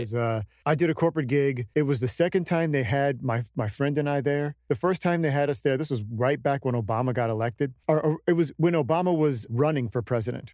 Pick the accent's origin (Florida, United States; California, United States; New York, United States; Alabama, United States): California, United States; Stockton; the first, you know, seventeen years of my life was in uh, Stockton, it's a very interesting town